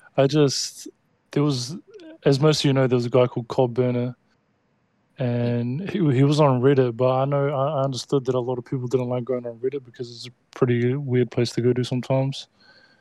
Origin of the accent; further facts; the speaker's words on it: New Zealand; I'm from New Zealand.